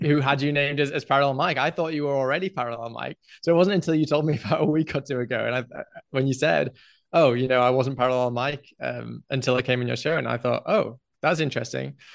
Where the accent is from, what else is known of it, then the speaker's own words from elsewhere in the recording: England, United Kingdom; moved away as an adult; now in Mexico; I grew up in England